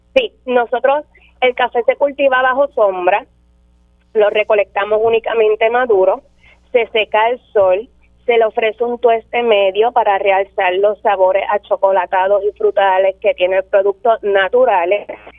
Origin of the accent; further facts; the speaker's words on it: Maricao, Puerto Rico; now in Las Marías, Puerto Rico; somos natural de Maricao, del pueblo de Maricao